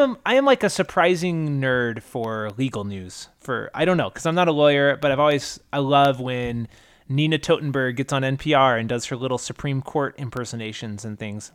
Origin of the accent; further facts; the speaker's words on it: Utah, United States; also born or lived in California; mostly I grew up in Utah and California. Um, not in that order, California, but mostly Utah